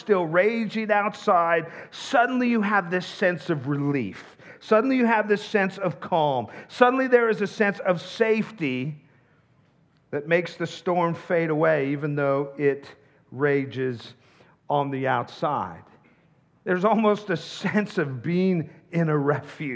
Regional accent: the Northwest, Pacific Northwest, United States; now in Tucson, United States; I grew up in the Northwest

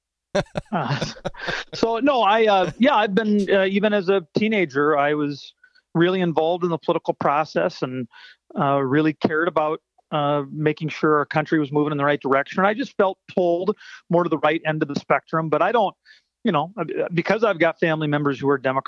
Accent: Pierre, South Dakota, United States; also born or lived in Kansas City area; I grew up in Fort Pierre and Pierre. They're in central South Dakota

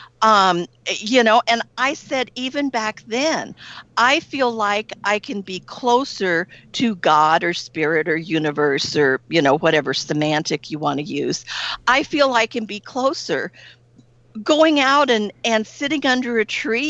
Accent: Northeast Texas, United States; I grew up in Northeast Texas in the Bible Belt of Texas

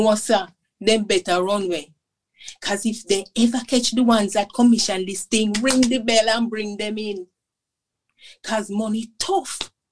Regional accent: Jamaica; since I was growing up in Jamaica

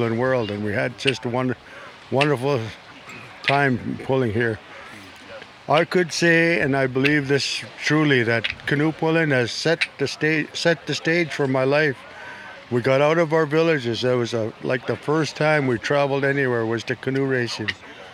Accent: Shell Beach, British Columbia, Canada; from Shell Beach, one of the villages of the Chimenis people.

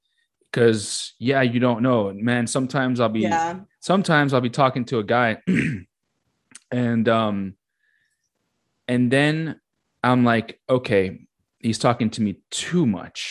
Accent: United States; they probably know I'm American

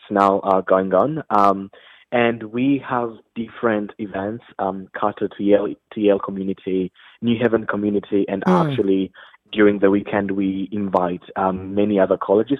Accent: Rwanda; moved away; Yes, I'm from Rwanda, which is in the central eastern part of Africa.

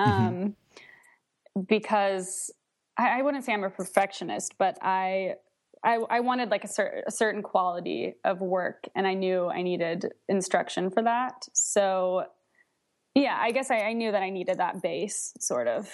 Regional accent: Nashville, Tennessee, United States; now in Charlottesville, United States; right now I'm in Charlottesville, Virginia, but I'm originally from Nashville, Tennessee

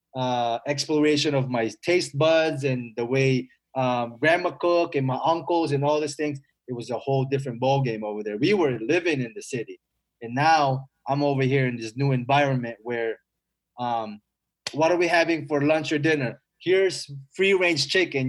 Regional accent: Philippines; also born or lived in Eagle Grove, Iowa; now in United States; I was a bad kid when I was growing up in the Philippines

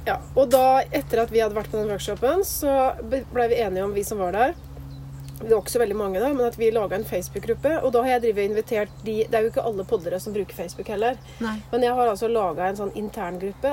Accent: Skien, Telemark, Norway; moved away as an adult; also born or lived in Bø; now in Nordmøre, Norway; jeg er jo fra Skien. Og så studerte jeg opp i Bø, så flytta jeg til Nordmøre. Så det er jo der jeg hører hjemme nå

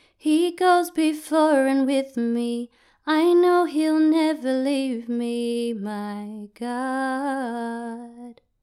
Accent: Sydney, New South Wales, Australia; moved away as an adult; now in Orange, Australia; I grew up in Sydney and I moved here to be with my family

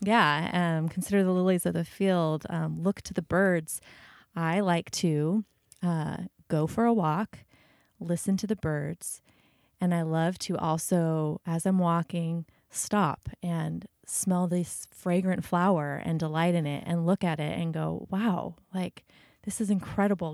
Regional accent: United States; as an American

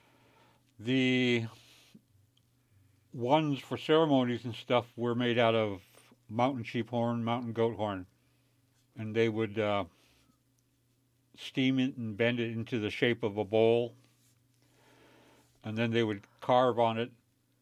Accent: Alaska, United States; I come from the Tlingit. People here know me as … And what I said was my Tlingit name, which is

